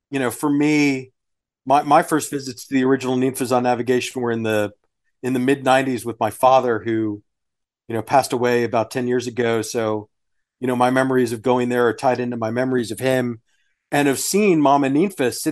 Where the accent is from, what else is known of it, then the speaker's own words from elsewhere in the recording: Sugar Land, Texas, United States; I grew up in Sugarland